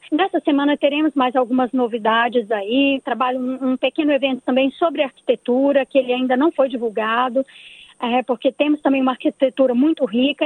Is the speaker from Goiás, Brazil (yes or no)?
yes; Goiânia, Goiás, Brazil; now in Queensland, Australia; eu sou de Goiânia, né? Eu sou de Goiás